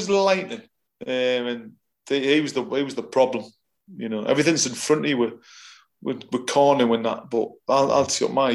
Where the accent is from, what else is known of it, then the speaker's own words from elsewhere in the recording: Newcastle upon Tyne, North East England, United Kingdom; being a Geordie